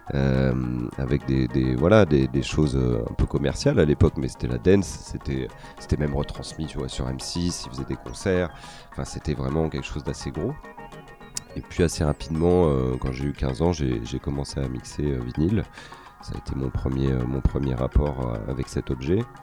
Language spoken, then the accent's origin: French; Paris region, Île-de-France, France; moved away as an adult; now in Marseille, France; je suis né euh, dans la cité phocéenne, même si j'ai passé une bonne partie de ma vie euh, à Paris, en région parisienne en tout cas.